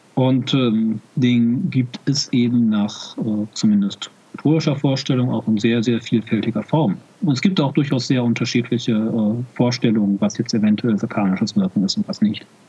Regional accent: Germany; Ich sehe mich zwar als deutschen Katholiken

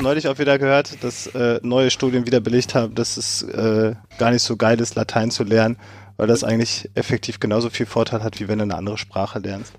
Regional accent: Germany; dass es zu meiner Kindheit Halloween in Deutschland nicht gab

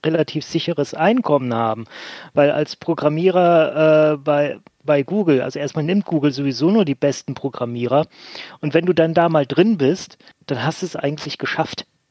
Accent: Bremen, Germany; in meiner Heimatstadt Bremen

